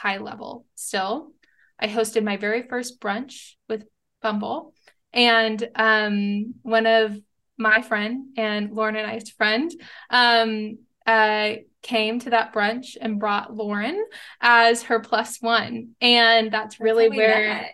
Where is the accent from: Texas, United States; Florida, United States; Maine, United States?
Texas, United States; moved away as an adult; also born or lived in Los Angeles; I grew up in Texas